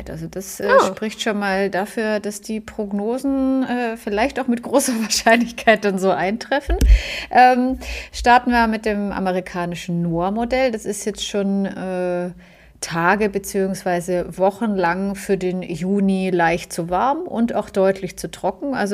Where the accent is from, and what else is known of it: Germany